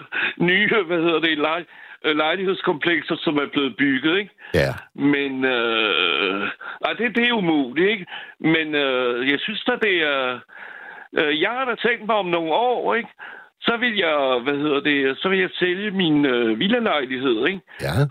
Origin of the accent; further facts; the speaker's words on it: France; Danish is a second language; now in Valby, Denmark; Nu er jeg franskmand, ikke?